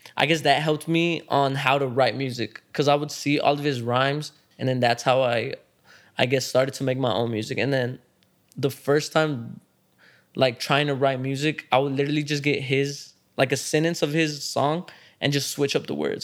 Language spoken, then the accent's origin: English; Dallas, Texas, United States; growing up in Dallas, especially if you're actually growing up in Dallas, like, East Dallas